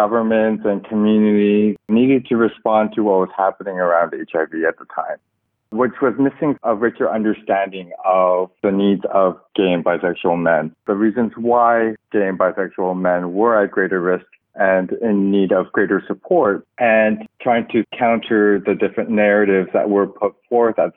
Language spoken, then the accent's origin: English; Burnaby, British Columbia, Canada; now in Toronto, Canada; I was born in Canada into a religious family and also quite conservative too. I grew up in Burnaby, just outside of Vancouver